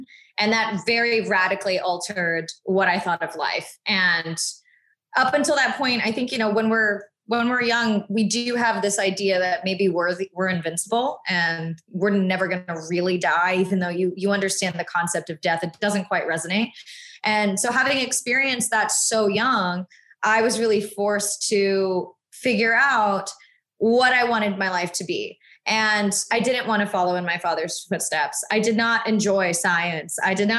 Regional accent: the South, United States; And then, you know, I grew up in the South where I'm usually the only Asian family on a military base.

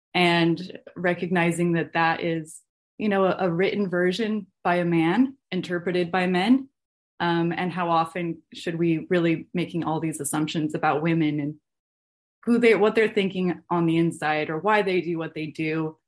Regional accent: Salt Lake City, Utah, United States; moved away as an adult; I am from Salt Lake City and grew up 45 minutes from the Salt Flats and grew up in a very, you know, Orthodox Mormon household

